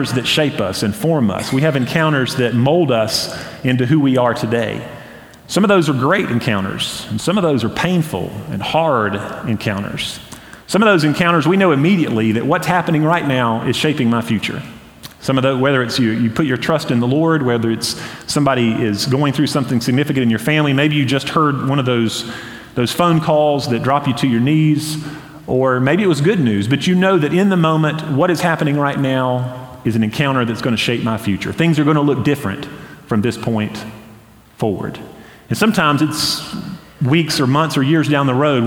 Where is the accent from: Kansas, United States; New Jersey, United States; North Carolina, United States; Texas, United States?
North Carolina, United States; Hendersonville; now in Boiling Springs, United States; growing up in Hendersonville